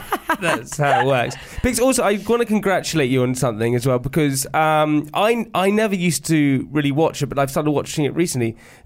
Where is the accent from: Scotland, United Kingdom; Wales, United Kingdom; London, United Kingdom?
London, United Kingdom; London Fields; I'm from London Fields, yeah.